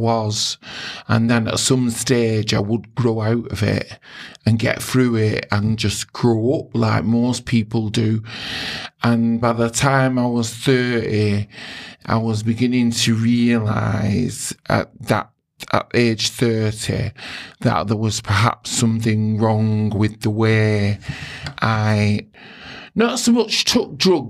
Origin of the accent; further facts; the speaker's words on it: Oldham, North West England, United Kingdom; I'm from Oldham. I was born and bred in Oldham